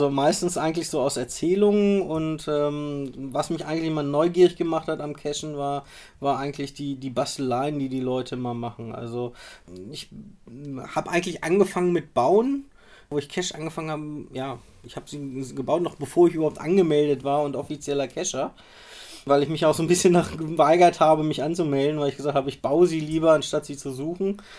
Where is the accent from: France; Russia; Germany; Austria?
Russia; Rostov, Rostov Oblast; komme äh, aus Rostov, bin 33 Jahre alt